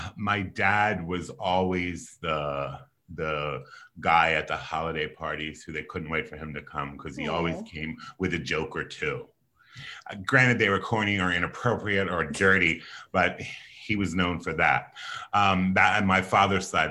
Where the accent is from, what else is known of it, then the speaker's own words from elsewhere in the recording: Philadelphia, Pennsylvania, United States; I was born and raised on the East Coast in Philadelphia, Pennsylvania